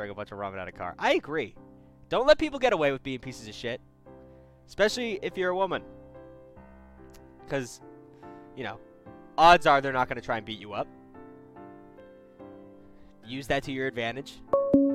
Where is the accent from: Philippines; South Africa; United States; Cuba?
United States; Massachusetts; moved away; I'm from Massachusetts